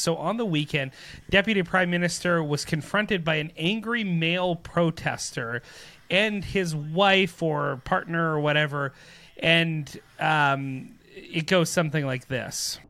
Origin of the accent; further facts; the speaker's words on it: Canada; as Canadian people